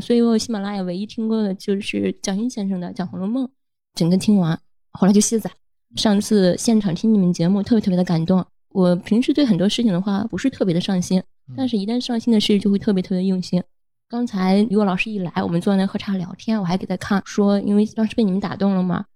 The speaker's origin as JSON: {"language": "Chinese", "region": "Shandong", "country": "China", "said": "我是山东人，做食品行业，做合规，我是负责整个过程的安全的，还有工厂审核，以及体系啊，还有食品的最终的安全性"}